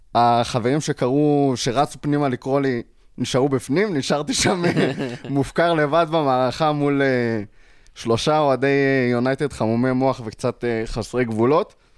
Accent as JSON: {"language": "Hebrew", "country": "Israel", "said": "בתור ישראלי"}